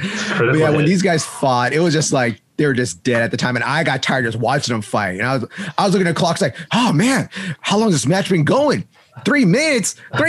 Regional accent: Hollywood, California, United States; Like I'm from Hollywood.

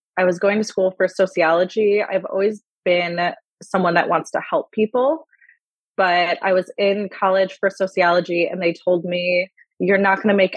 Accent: Buffalo, New York, United States; moved away as an adult; now in California, United States; I'm originally from Buffalo, about 2 hours from Toronto. I grew up very familiar with the area you guys are

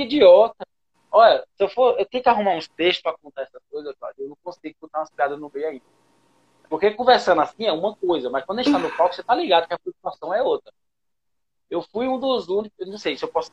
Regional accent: Pernambuco, Brazil; moved away as an adult; now in São Paulo, Brazil; eu sou de Pernambuco

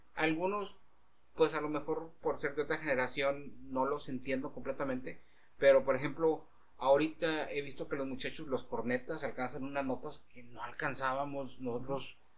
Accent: Mexico; ir como mexicano a Estados Unidos

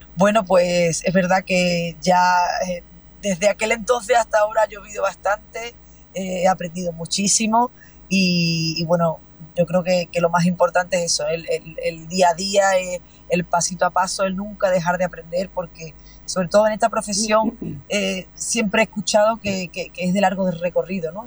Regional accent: Huelva, Andalusia, Spain; el fandango de mi tierra, de Huelva

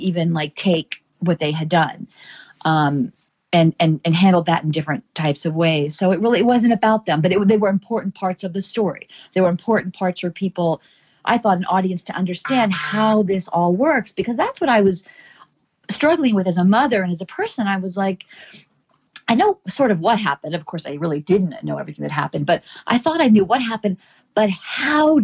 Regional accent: Charleston, South Carolina, United States; moved away; This was my hometown, my school, people I cared about, my story.

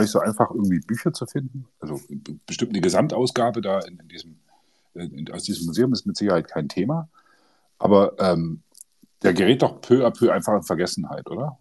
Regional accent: GDR, East Germany, Germany; wir kommen ja beide aus der DDR, also zumindest in der DDR geboren

